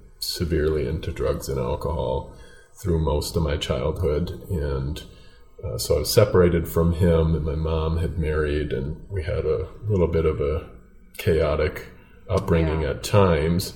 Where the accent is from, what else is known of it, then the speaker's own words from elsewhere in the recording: Minnesota, United States; also born or lived in Hopkins, Minnesota; I live in a suburb of the Twin Cities, a little town of Hopkins, Minnesota. So about 10 minutes west, in a town of about 20,000, which is not too far from the way I grew up.